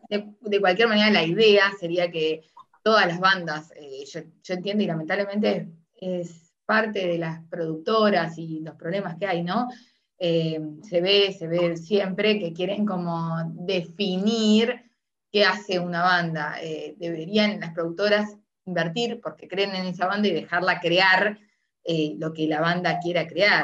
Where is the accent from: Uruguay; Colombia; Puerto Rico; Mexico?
Uruguay; now in Argentina; yo soy uruguaya, ya, muchos saben, soy uruguaya, pero vivo en Argentina hace mucho